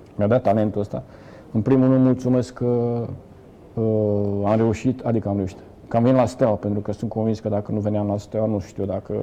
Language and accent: Romanian; Galați, Galați County, Romania; moved away as an adult; also born or lived in Brăila / Bucharest; dar după un an de zile ne-am întors pentru că toate neamurile și tot ce... Toți gălățeni